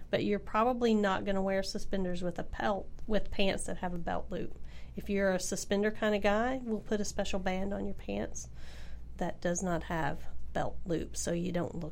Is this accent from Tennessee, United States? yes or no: yes; Tennessee, United States; I'm from Tennessee